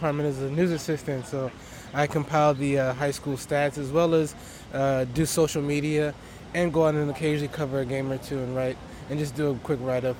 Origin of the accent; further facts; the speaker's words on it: Seattle, Washington, United States; growing up in Seattle